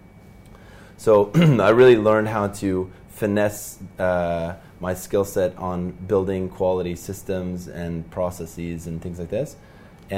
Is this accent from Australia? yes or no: no; Norway; moved away as an adult; now in Dubai, United Arab Emirates; So I'm from Norway